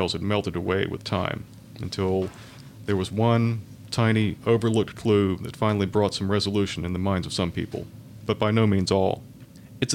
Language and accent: English; Sanford, North Carolina, United States; moved away as an adult; now in Charlotte, United States; my hometown is Sanford, North Carolina, which is not too far from Raleigh